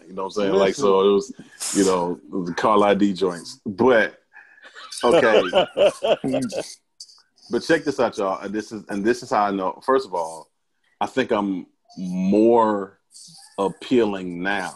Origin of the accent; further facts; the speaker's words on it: Mobile, Alabama, United States; now in Houston, United States; I'm originally from Mobile, Alabama. That's where I'm from